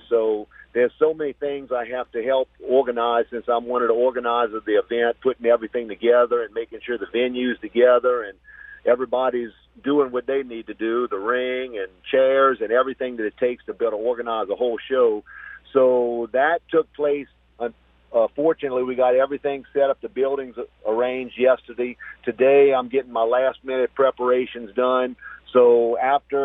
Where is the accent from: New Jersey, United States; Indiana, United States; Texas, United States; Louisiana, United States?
Louisiana, United States; Morgan City; I'm in my hometown